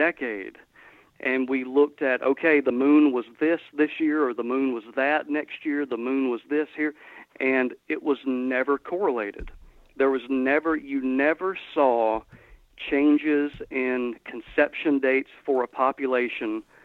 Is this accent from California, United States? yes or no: no; Georgia, United States; moved away as an adult; now in Mississippi, United States; Where I grew up in Georgia, latitudinally, exactly the same place where I'm at now